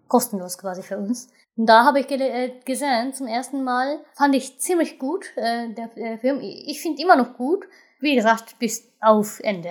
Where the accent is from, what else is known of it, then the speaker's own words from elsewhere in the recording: Japan; German is a second language; moved away; als Japaner